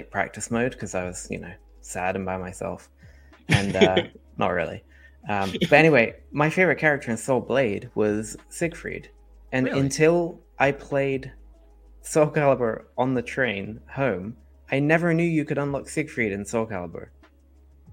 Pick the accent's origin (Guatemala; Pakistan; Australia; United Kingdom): United Kingdom; Dorset, South West England; moved away; my hometown in the south of England